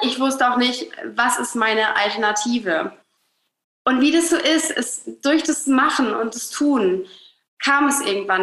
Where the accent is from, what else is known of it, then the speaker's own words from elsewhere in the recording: Hamburg, Germany; ich komme aus Hamburg, äh, lebe hier mit meiner kleinen Family, mit meinem Mann, mit meinem Sohn, mit unserem Hund in Hamburg